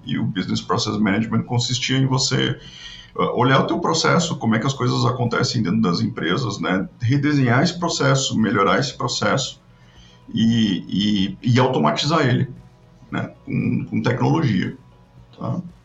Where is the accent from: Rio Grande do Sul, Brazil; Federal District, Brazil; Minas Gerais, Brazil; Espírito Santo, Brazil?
Rio Grande do Sul, Brazil; also born or lived in Porto Alegre; eu sou gaúcho, moro em, em Porto Alegre